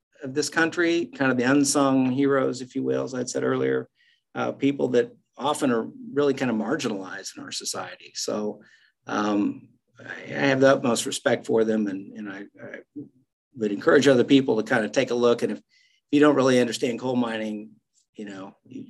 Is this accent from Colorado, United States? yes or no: no; Western Oklahoma, United States; moved away; the people I grew up around in Western Oklahoma